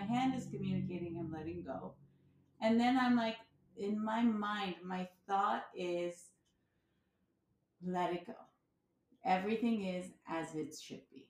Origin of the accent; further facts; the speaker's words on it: United States; I was born in America